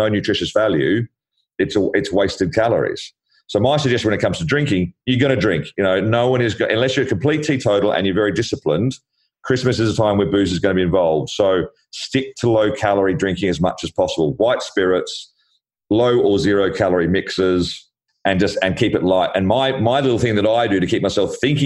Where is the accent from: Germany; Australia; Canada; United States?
Australia; now in London, United Kingdom; I'm Australian